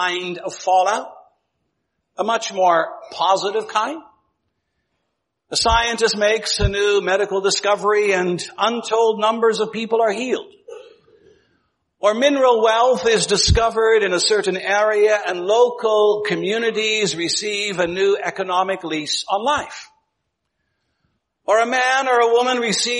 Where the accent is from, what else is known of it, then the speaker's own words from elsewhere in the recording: Ontario, Canada; when I was growing up in Ontario, it was not all that unusual to hear people speaking about nuclear fallout